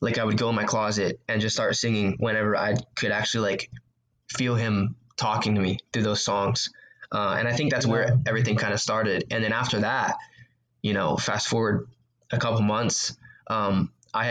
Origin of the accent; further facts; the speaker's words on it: Houston, Texas, United States; I grew up in Houston, Texas, and I went to a church called